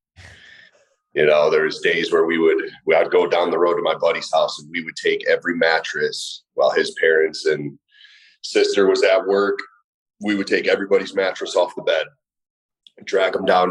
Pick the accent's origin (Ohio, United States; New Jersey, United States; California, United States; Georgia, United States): Ohio, United States; Middlefield; also born or lived in Willoughby, Ohio; born and raised about 40 minutes east of Cleveland in a little town called Middlefield